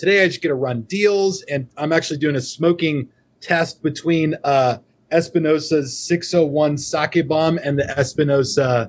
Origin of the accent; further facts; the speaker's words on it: Arizona, United States; also born or lived in Colorado; I was born in Colorado, and my dad worked for IBM, so we moved around when I was a kid, and he's from Minnesota. So when he came out to Arizona for a business trip, he was like, this is it. I'm moving my family out here. We're staying. So I've been here 30 years. You know, we moved here when I was 5 or 6